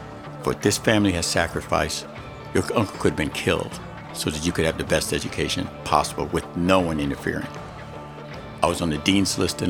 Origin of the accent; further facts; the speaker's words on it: Little Rock, Arkansas, United States; born there; No, I was born in Little Rock, Arkansas.